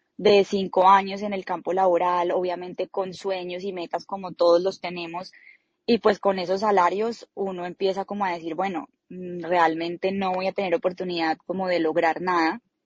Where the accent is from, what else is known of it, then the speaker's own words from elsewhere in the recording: Colombia; moved away; nosotros como colombianos